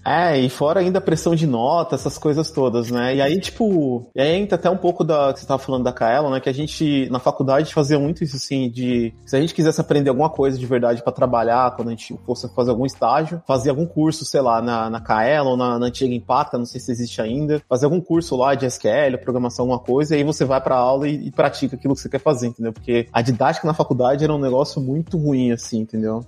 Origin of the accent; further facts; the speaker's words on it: São Paulo, Brazil; moved away as an adult; now in Berlin, Germany; Eu sou de São Paulo, morei quase minha vida inteira em São Paulo, mas hoje eu moro fora do Brasil, moro em Berlim, aqui na Alemanha